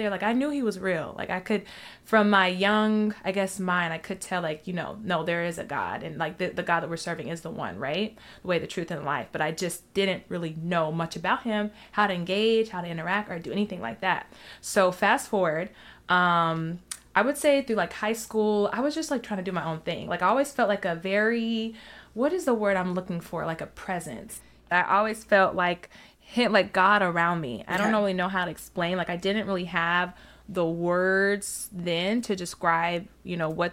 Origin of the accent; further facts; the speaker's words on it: Alabama, United States; grew up in Alabama